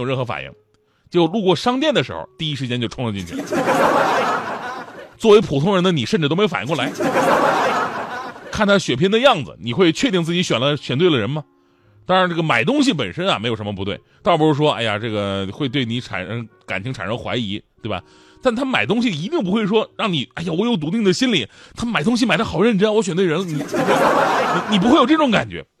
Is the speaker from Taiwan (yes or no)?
no; Changchun, Jilin, China; 就在我们老家长春。